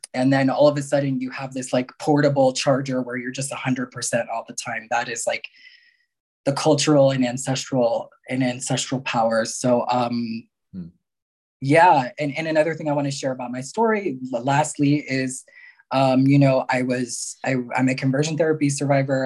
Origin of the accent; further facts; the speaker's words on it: New York area, United States; also born or lived in Mexico; I was born in Mexico, um, and uh, both, well, my one biological parent died when I was very young. Another was deemed unfit, and so I was um, adopted, taken into the United States, and uh, was raised mostly in the New York area